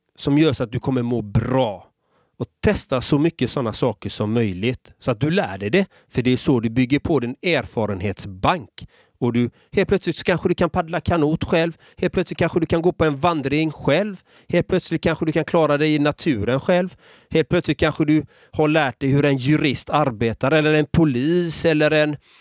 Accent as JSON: {"language": "Swedish", "town": "Gothenburg", "region": "Västra Götaland", "country": "Sweden", "tie": "born or raised there", "said": "Själv är jag uppvuxen i en förort i Göteborg."}